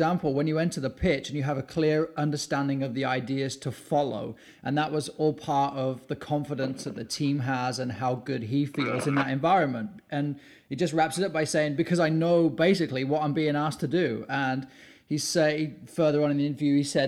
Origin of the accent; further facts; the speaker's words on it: England, United Kingdom; growing up in England